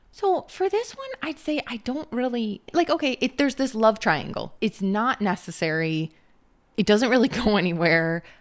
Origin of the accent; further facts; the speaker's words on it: Minnesota, United States; We're from Minnesota